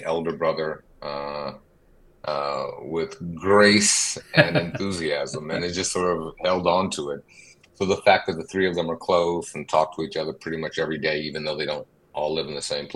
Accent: Detroit, Michigan, United States; moved away as an adult; also born or lived in New York / Miami / Los Angeles; I'm originally from Detroit.

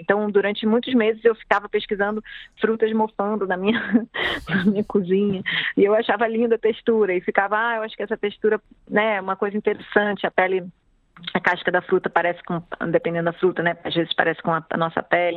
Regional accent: Rio de Janeiro, Brazil; eu sou moradora do Rio, nasci no Rio, né, morei minha vida praticamente inteira na cidade

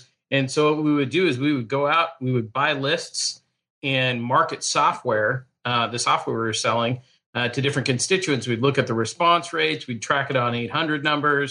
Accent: Portland, Oregon, United States; also born or lived in Tillamook, Oregon; now in Carlsbad, United States; But I grew up in Portland

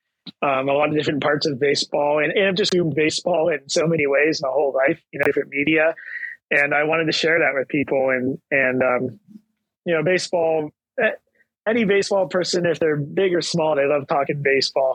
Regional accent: United States; as an American

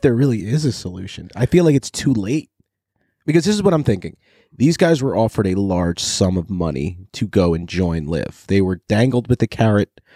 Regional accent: New York, United States; growing up in New York with Bob Shepherd and the Yankees

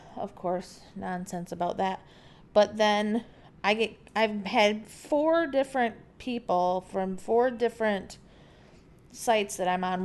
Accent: United States; moved away; we're Americans

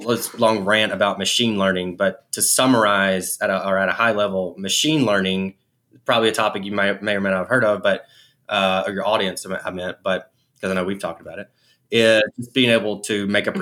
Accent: Alabama, United States; I'm from Alabama.

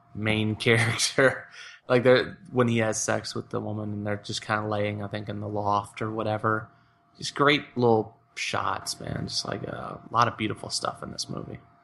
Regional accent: United States; my role as an American

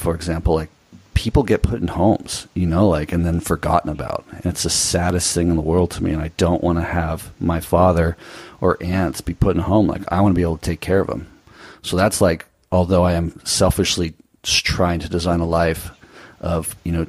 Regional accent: Newport Beach, California, United States; moved away as an adult; I grew up in Newport Beach, Southern California

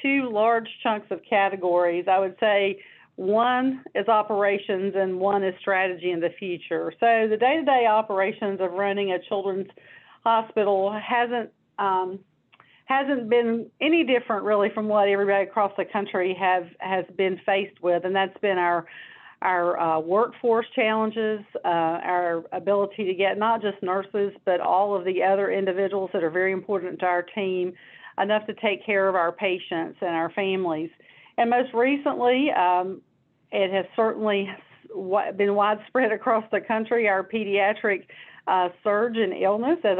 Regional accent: North Carolina, United States; also born or lived in Washington, D.C.; I grew up here in North Carolina

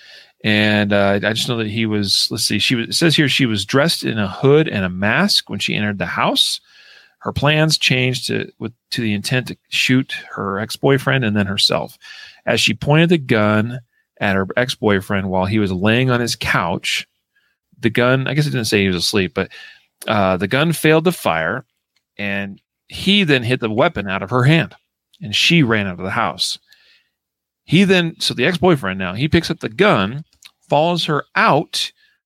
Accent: Idaho, United States; my hometown in Idaho

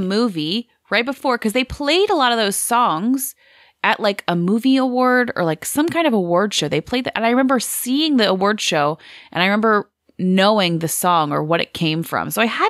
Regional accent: the South, United States; I grew up in the South, so the music was very familiar.

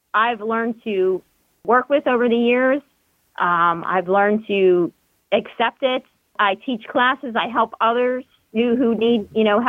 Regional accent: Pittsburgh, Pennsylvania, United States; I grew up in the Pittsburgh area.

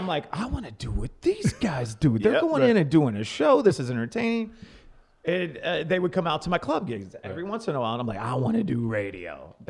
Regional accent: Wichita, Kansas, United States; moved away as an adult; also born or lived in Dallas, Texas / Austin, Texas / Virginia Beach, Virginia; now in St. Louis, United States; Now, I'm originally from Wichita, Kansas. This is my hometown

